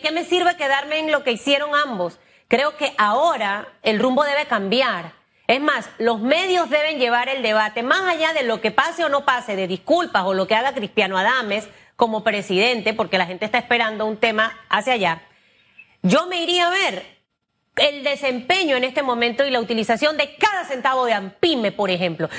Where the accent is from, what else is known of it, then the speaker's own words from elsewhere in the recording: Panama; yo como panameña